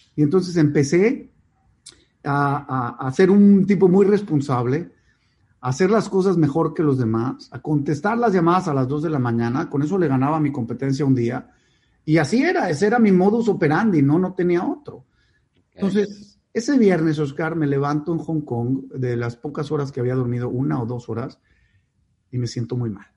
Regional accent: Monterrey, Nuevo León, Mexico; also born or lived in Mexico City; Yo nací en Ciudad de México, eh, y a los cinco años mis padres tienen su primera crisis económica importante y deciden mudarse a Monterrey

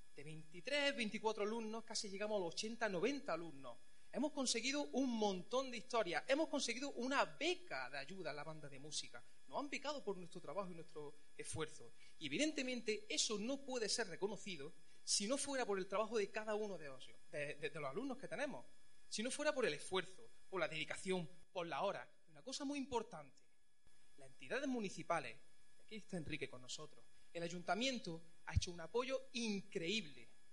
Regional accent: Chimeneas, Andalusia, Spain; moved away as an adult; also born or lived in Pinos Puente; now in Santa Fe, Spain; Yo no soy de Pinos Puente. Yo vivo en Santa Fe, no soy de Santa Fe. Yo soy de Chimenea, de un pueblo pequeño.

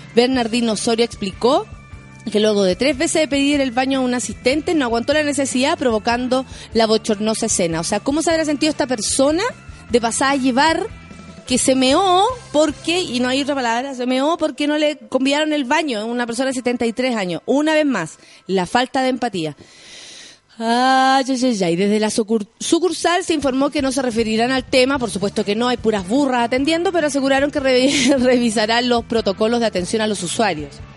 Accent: Chile

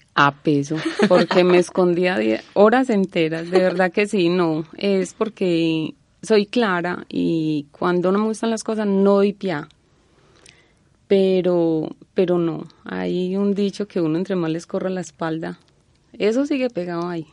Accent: Concordia, Antioquia, Colombia; moved away; also born or lived in Génova, Quindío; se volvieron a Concordia, que fue donde viví la mayoría de edad

